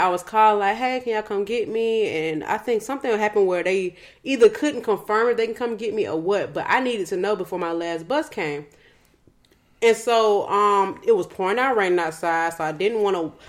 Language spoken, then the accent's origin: English; West Side, Georgia, United States; also born or lived in Old National, Georgia; I'm still from the West Side